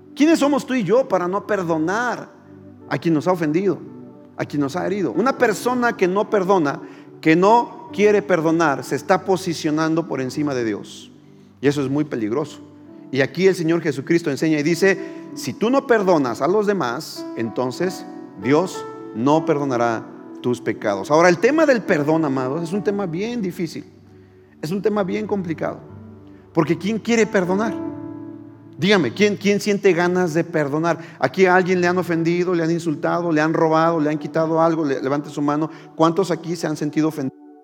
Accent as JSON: {"language": "Spanish", "country": "Mexico", "said": "los que eh, nacimos en México o en América Latina eh, estamos muy familiarizados con el Padre Nuestro"}